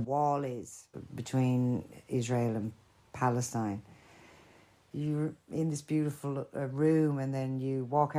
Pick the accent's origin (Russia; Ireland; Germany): Ireland; now in London, United Kingdom; I'm Irish